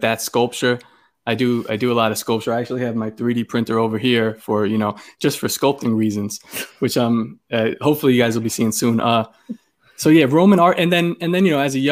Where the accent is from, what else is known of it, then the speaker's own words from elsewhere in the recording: New York City, New York, United States; I'm from Brooklyn